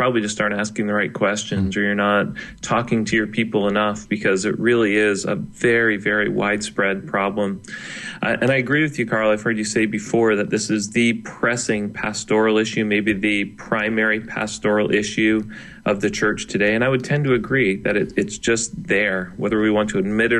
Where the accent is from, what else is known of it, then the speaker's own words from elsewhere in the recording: Canada; he is a fellow Canadian